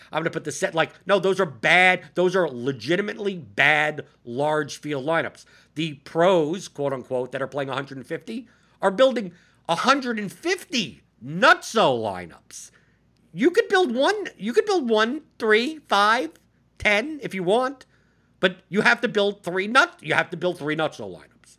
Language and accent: English; New York, United States; as a New Yorker